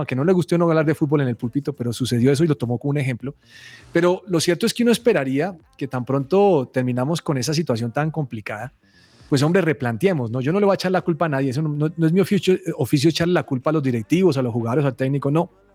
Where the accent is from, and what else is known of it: Colombia